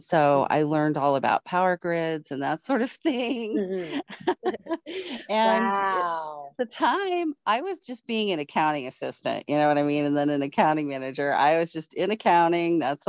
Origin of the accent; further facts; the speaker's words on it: Florida, United States; born there; also born or lived in California / Colorado; Because I was born in Florida, and then moving to California and having the earthquake experience.